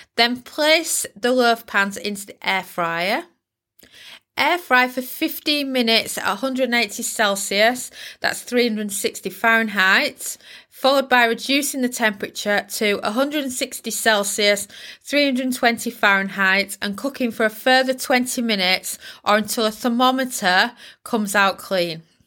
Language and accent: English; Yorkshire and the Humber, United Kingdom; I'm from Yorkshire, can you tell? Yorkshire girl coming at you